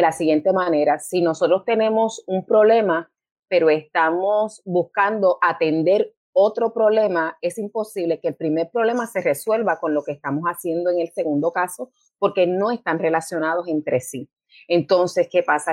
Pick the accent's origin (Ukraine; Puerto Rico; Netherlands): Puerto Rico; moved away as an adult; also born or lived in New York, United States; Regreso a Puerto Rico en el 94 porque quería terminar mis estudios acá en Puerto Rico